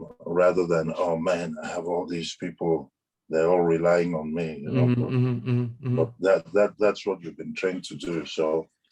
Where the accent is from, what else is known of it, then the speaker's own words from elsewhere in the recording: Ibadan, Oyo, Nigeria; moved away as an adult; now in London, United Kingdom; we were growing up in Ibadan